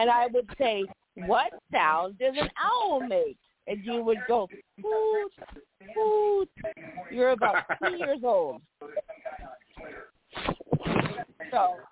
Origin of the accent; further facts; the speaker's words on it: Pittsburgh, Pennsylvania, United States; moved away; I'm from the Pittsburgh side